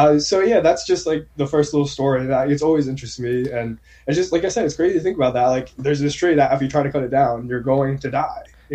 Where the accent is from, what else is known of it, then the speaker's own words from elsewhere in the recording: New Jersey, United States; born and raised in New Jersey